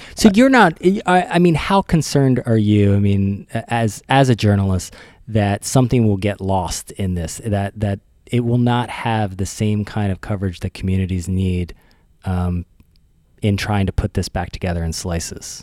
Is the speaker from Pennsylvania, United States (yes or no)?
yes; Philadelphia, Pennsylvania, United States; I'm from the Philadelphia area